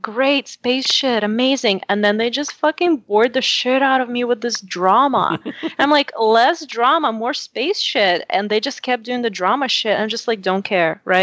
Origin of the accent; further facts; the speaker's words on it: Russia; moved away; I didn't grow up here